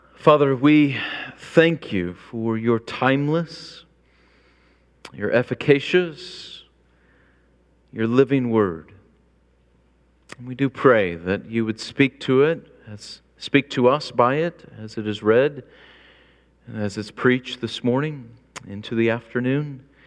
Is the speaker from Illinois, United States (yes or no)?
yes; Illinois, United States; I grew up in Illinois